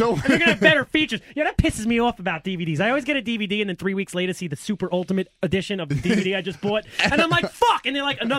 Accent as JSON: {"language": "English", "region": "New York", "country": "United States", "said": "we're from New York"}